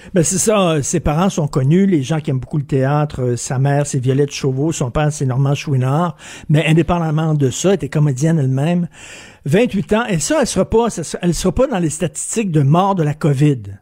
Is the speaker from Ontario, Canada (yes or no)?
no; Quebec, Canada; je suis québécois